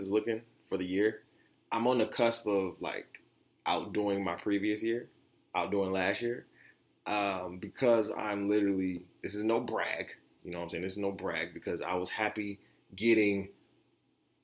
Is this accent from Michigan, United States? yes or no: yes; Detroit, Michigan, United States; also born or lived in Oak Park, Michigan; And I grew up in Detroit, 8 Mile in Wyoming, Or you can say I grew up on the east side by Pershing High School